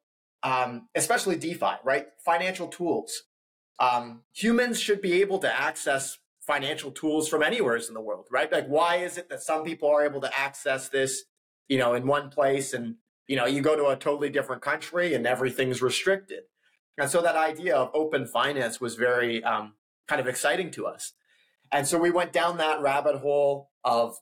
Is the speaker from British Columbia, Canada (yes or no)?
yes; West Coast of Canada, British Columbia, Canada; I'm originally from the West Coast of Canada, so BC